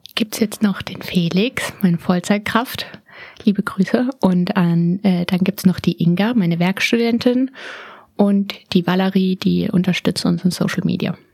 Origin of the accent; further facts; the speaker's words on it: Berlin, Germany; ich bin in Berlin geboren am 19.12.